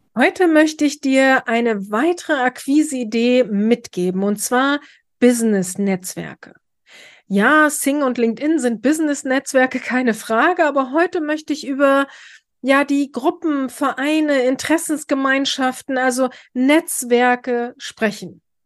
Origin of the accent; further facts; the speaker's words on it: Braunschweig, Lower Saxony, Germany; Bei uns in Braunschweig